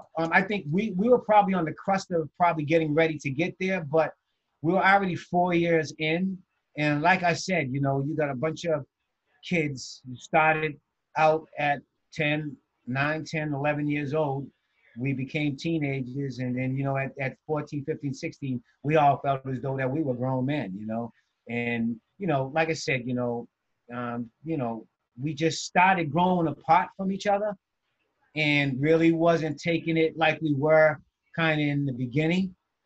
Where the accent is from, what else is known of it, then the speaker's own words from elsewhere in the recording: Boston, Massachusetts, United States; because we all was from Mass Ave, and one of the things with me is I was raised in Cathedral Projects, but my mom and them owned a home.